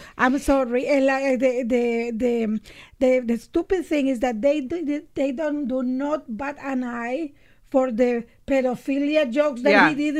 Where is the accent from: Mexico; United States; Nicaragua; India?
Nicaragua; moved away; I grew up in Nicaragua during a revolution.